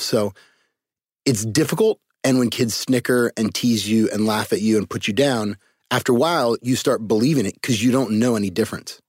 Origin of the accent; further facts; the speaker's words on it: Cupertino, California, United States; I was I was born in Cupertino, California, uh, home of Apple computers. So uh, I was the special ed white kid with a bunch of really smart Asians and Indians in my neighborhood